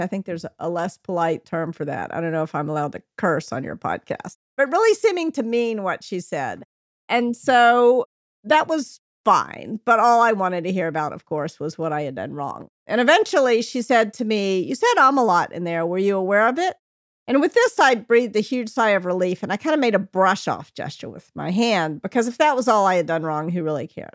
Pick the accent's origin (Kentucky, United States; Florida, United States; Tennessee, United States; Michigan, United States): Tennessee, United States; Memphis; also born or lived in New York; now in California, United States; fly home to Memphis, be with your family